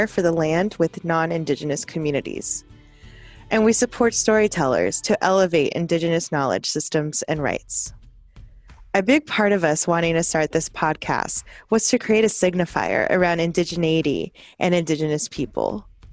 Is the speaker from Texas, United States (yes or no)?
yes; South Texas, United States; moved away as an adult; now in Seattle, United States; Growing up in South Texas, I am a product of assimilation